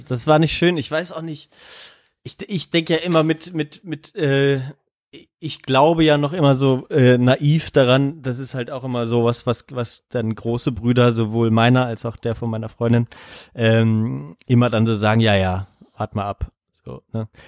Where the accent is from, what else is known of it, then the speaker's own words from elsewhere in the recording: GDR, East Germany, Germany; ich bin ja noch in der DDR geboren